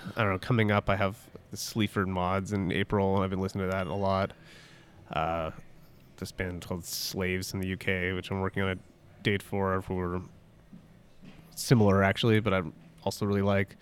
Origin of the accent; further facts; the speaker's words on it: Toronto, Ontario, Canada; also born or lived in Halifax; I grew up in Toronto